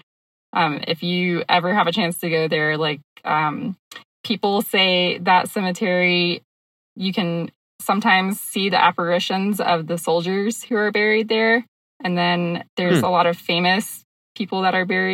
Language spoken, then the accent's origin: English; Georgia, United States; moved away as an adult; also born or lived in Florida / California / Arizona; now in Colorado, United States; Georgia is my home state